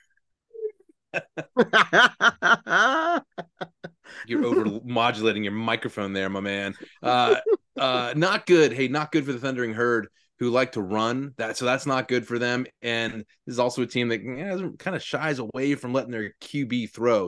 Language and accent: English; Virginia, United States; I grew up in Virginia